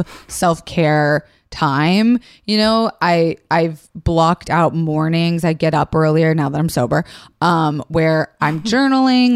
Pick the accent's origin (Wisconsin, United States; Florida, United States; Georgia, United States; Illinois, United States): Florida, United States; growing up in Florida